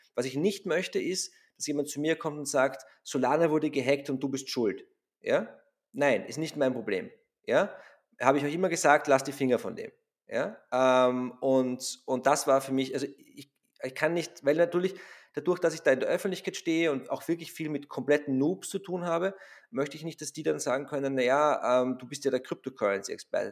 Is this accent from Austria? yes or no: yes; Austria